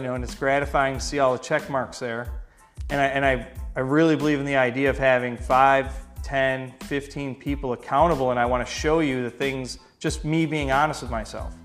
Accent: Rochester, New York, United States; I'm from Rochester

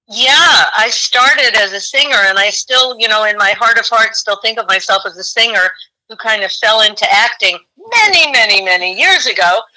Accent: New York City, New York, United States; growing up in New York City

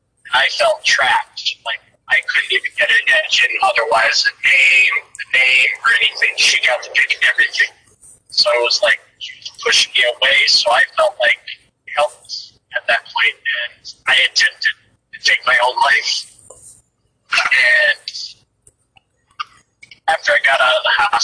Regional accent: Montana, United States; also born or lived in Holland; I came out from Holland to Bozeman or Gardner, Montana, at the Yellowstone National Park area. With my dad, just him and I, after both of our moms passed away in Holland. Moved to Montana. I went to school out here for years. I graduated in 2010

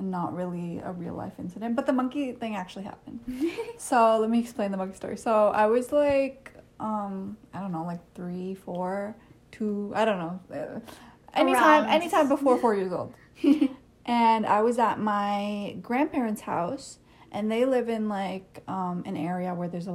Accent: Canada; also born or lived in India; when I was four is when we moved here.

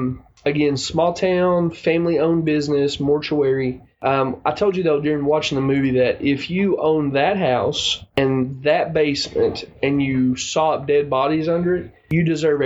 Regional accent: the South, United States; accent: southern; my southern accent

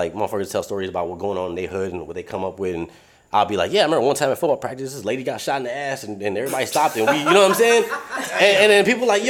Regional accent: Detroit, Michigan, United States; moved away as an adult; I'm from Southwest Detroit

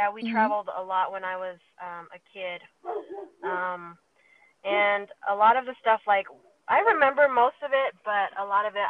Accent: Taiwan; born there; also born or lived in Thailand / Singapore / Perth, Australia / Switzerland; So I was born in Taiwan, so I've lived in Taiwan, Thailand, Singapore, Australia, and Switzerland, and now here.

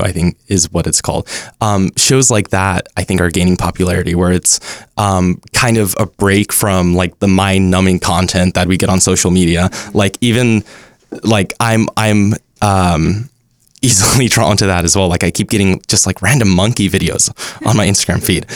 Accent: Dallas, Texas, United States; now in Los Angeles, United States; I'm from Dallas

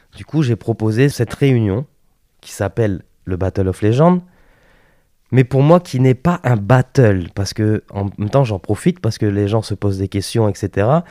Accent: Lille, Hauts-de-France, France; moved away as an adult; also born or lived in Paris; je suis originaire du Nord

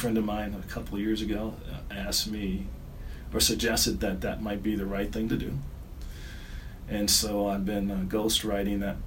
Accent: Detroit, Michigan, United States; moved away as an adult; also born or lived in Northern Ohio / Atlanta; I grew up in Detroit

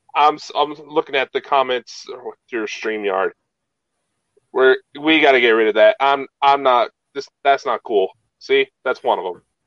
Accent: United States; I'm American

